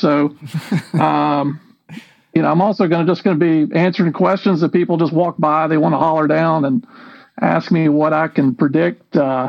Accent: Norcross, Georgia, United States; Norcross, Georgia, my hometown

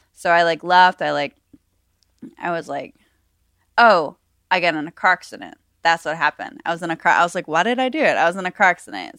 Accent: Buffalo, New York, United States; now in Las Vegas, United States; I'm from Buffalo, New York originally

